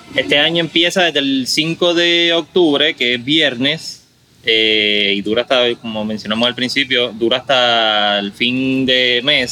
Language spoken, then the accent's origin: Spanish; Caguas, Puerto Rico; moved away as an adult; now in Carolina, Puerto Rico; yo eh, original de Cagua.